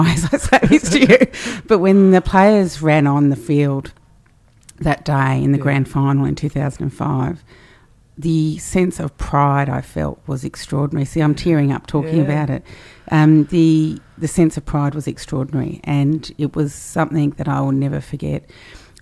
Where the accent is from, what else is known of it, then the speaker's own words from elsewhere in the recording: Sydney, New South Wales, Australia; now in Canberra, Australia; I'm from Sydney originally.